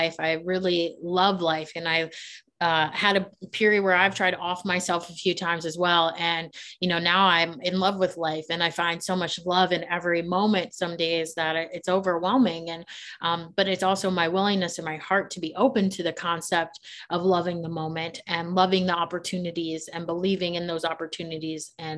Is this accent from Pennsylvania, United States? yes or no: no; Maryland, United States; moved away as an adult; now in Charlotte, United States; I'm from Maryland. I grew up in the city.